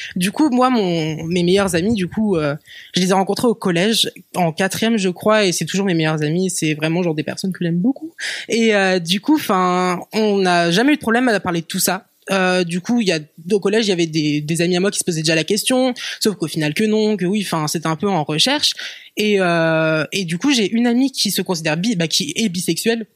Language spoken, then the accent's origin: French; Rennes, Brittany, France; J'ai grandi à Rennes, euh, en Bretagne.